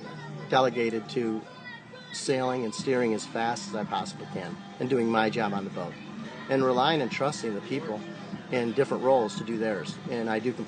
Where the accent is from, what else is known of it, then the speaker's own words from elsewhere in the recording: Great Lakes, United States; I grew up in the Great Lakes